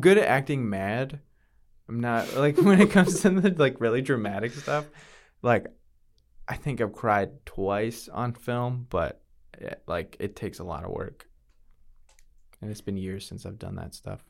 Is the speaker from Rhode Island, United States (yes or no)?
no; New Britain, Connecticut, United States; moved away as an adult; now in Texas, United States; grew up in Connecticut, went for my first semester of college at the University of Connecticut